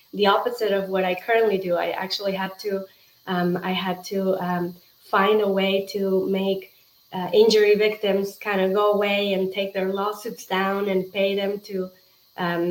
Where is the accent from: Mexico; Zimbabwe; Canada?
Mexico; moved away as an adult; now in United States; I'm originally from Mexico